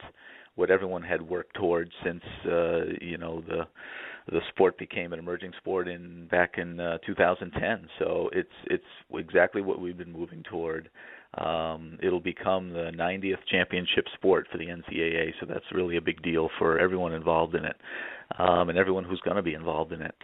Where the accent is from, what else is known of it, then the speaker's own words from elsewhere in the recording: New England, United States; moved away as an adult; also born or lived in New York City; I grew up in New England, which is not a hotbed for beach volleyball